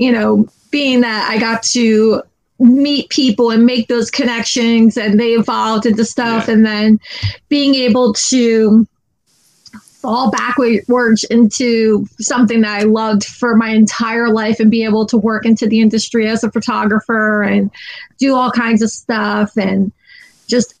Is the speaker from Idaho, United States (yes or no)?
no; New Jersey, United States; moved away as an adult; now in Florida, United States; I'm originally from New Jersey. I moved down here 12 years ago.